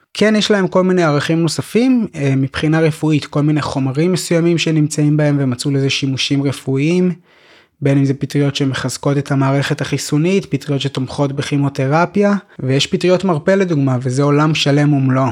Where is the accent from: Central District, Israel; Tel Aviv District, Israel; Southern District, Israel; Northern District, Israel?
Central District, Israel; Petah Tikva; moved away as an adult; also born or lived in Golan Heights; אני גדלתי בפתח תקווה